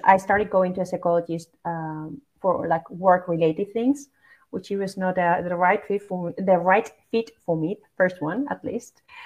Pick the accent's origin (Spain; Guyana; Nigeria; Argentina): Spain; Basque Country; moved away as an adult; now in Netherlands; I grew up in in the Basque Country, which is basically like north part of Spain